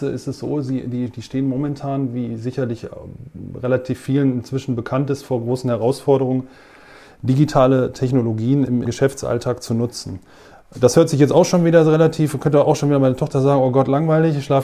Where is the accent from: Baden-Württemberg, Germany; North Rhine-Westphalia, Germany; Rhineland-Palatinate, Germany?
North Rhine-Westphalia, Germany; Bochum; born there; weil ich bin in Bochum geboren und ich komme aus dir.